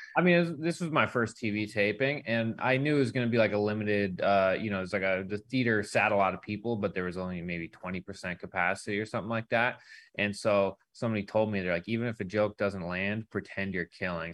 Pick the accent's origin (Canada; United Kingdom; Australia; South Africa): Canada; moved away as an adult; now in United States; I'm a Canadian through and through